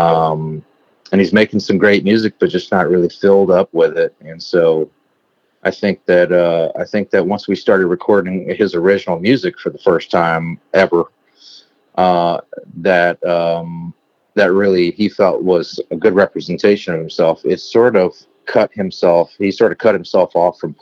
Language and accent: English; South Louisiana near New Orleans, United States; also born or lived in Nashville; growing up in South Louisiana near New Orleans